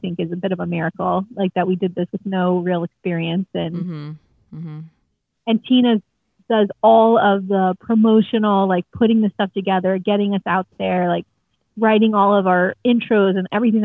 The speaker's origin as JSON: {"language": "English", "town": "Fort Lauderdale", "region": "Florida", "country": "United States", "tie": "born or raised there", "said": "I grew up down here in Fort Lauderdale."}